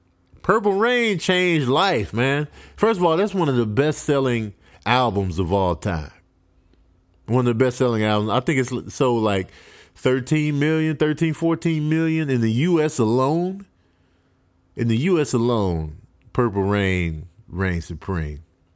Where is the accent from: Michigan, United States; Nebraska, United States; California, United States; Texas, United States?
Michigan, United States; Grand Rapids; born there; We were in Grand Rapids, Michigan. I was born in Grand Rapids, but we were visiting family.